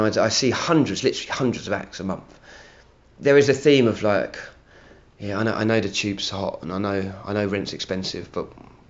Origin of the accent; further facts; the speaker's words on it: London, United Kingdom; also born or lived in Hammersmith, London / Acton, London / New York; Moved to Barnet, North London, whole time a Barnet crew. Yeah, so I was not Barnet, North London, North London, a big gooner